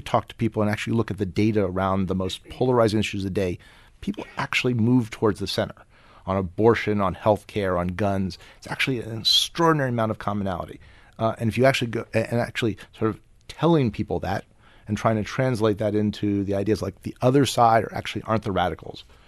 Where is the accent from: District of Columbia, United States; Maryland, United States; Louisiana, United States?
District of Columbia, United States; Washington; I'm from Washington